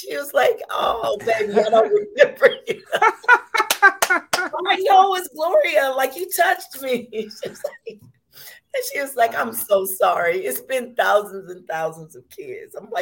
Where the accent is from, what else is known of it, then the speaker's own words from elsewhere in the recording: Chicago, Illinois, United States; also born or lived in Panama / Texas; find his way to Chicago and make sure that I was able to go to schools where I would get a good education